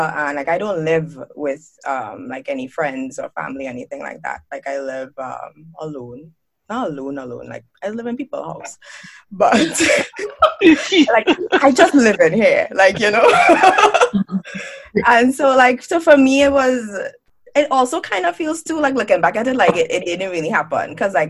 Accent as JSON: {"language": "English", "town": "Port of Spain", "country": "Trinidad & Tobago", "tie": "born or raised there", "moved": "as an adult", "said": "growing up in the Caribbean, I lived there my entire life."}